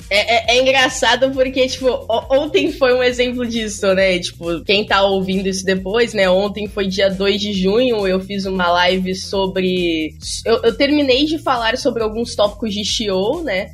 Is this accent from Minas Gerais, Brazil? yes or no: no; São Paulo, Brazil; moved away as an adult; also born or lived in Porto Alegre; now in Rio de Janeiro, Brazil; eu sou paulista